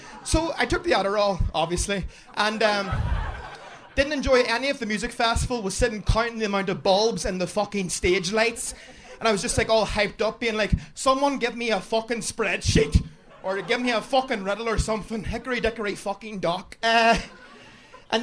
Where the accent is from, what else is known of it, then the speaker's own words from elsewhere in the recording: Ireland; I am very Irish.